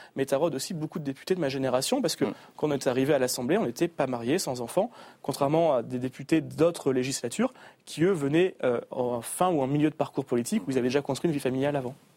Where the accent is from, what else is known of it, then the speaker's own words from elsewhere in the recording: Marck, Hauts-de-France, France; also born or lived in Paris; c'est ma ville natale, c'est là où j'ai grandi